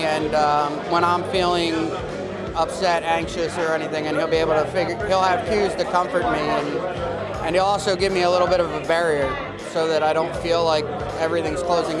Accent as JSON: {"language": "English", "town": "Gloucester City", "region": "New Jersey", "country": "United States", "said": "Gloucester City."}